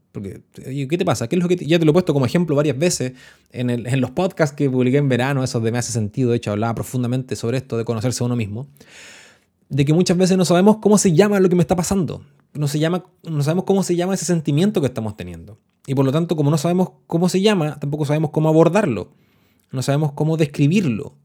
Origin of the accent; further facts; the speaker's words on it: Chile; los que somos chilenos y que nos hemos dedicado a las ciencias sociales